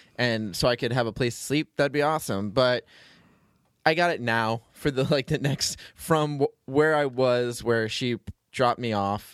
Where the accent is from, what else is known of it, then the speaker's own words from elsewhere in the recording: Florida, United States; I'm from Florida